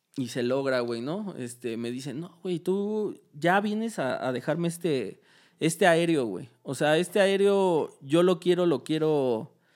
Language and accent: Spanish; Mexico; era mexicano